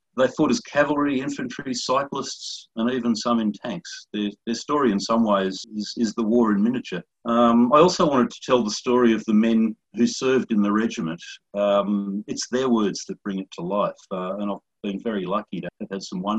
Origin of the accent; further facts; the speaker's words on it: Canberra, Australian Capital Territory, Australia; moved away as an adult; also born or lived in Tasmania; now in Wollongong, Australia; I was born in Tasmania, but spent most of my life in Canberra, where I worked as a civil servant and a political advisor. I now live in a town called Wollongong, which is just south of Sydney.